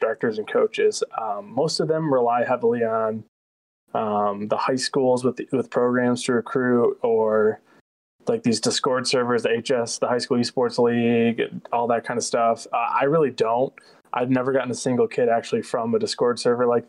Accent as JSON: {"language": "English", "town": "Midland", "region": "Michigan", "country": "United States", "said": "I'm actually from Midland, Michigan, where Northwood's located"}